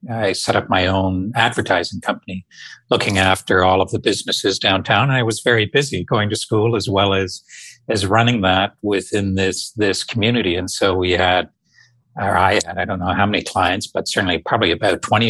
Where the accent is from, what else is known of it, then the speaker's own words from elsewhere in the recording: outside Toronto, Ontario, Canada; I grew up just out of Toronto, outside of Toronto, Canada, about an hour on a beautiful small town on the north shores of Lake Ontario